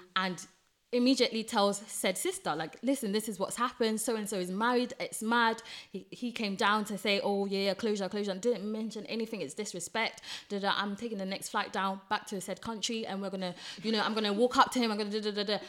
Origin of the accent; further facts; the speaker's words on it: Ghana; I'm Ghanaian, so obviously I'm gonna be pronouncing things different sometimes